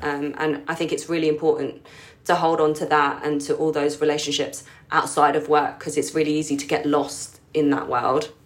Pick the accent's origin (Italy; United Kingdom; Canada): United Kingdom; London; I was born in the U K. Um, but I grew up, like, as part of the Filipino community in London